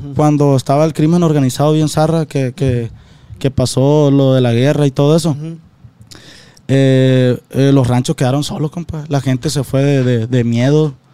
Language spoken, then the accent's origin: Spanish; Guasave, Sinaloa, Mexico; somos de Guasave